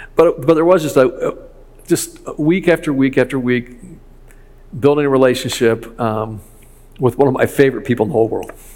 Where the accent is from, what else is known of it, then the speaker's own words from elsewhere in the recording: Chicago, Illinois, United States; I'm from Chicago